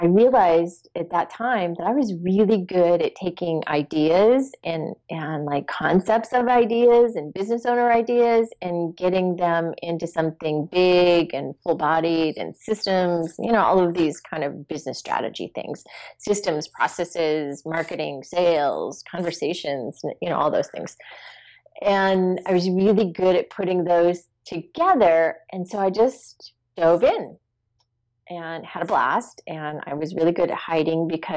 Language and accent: English; East Coast, United States; moved away as an adult; now in California, United States; I grew up on the East Coast where it snowed, it was cold